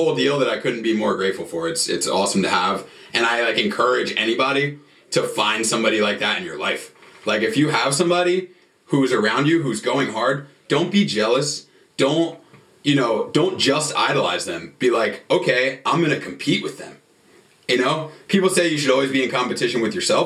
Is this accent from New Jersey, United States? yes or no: yes; New Jersey, United States; moved away; I'm from New Jersey